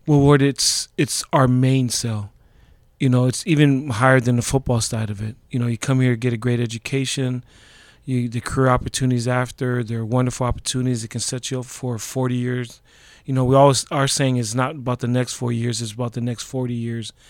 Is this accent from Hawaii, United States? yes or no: yes; Laie, Hawaii, United States; moved away; also born or lived in Honolulu, Hawaii; I grew up in Hawaii. It was the last place that my dad was stationed at.